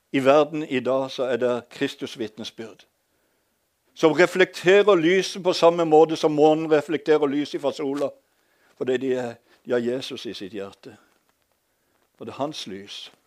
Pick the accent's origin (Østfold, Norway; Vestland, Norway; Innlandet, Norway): Innlandet, Norway; Hadeland; accent: Eastern Norwegian; moved away; also born or lived in Sørlandet; Jeg er født på et gamlehjem på Hadeland